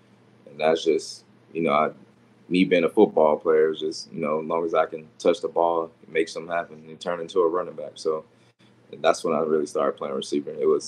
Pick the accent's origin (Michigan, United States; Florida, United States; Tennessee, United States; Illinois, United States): Florida, United States; Deerfield Beach; I'm from Florida, South Florida, Deerfield Beach.